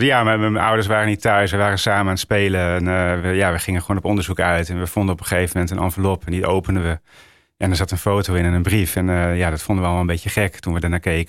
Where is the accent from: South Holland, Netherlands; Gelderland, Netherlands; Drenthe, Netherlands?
Drenthe, Netherlands; Roden; also born or lived in Friesland / Groningen; ik kom uit Noord-Nederland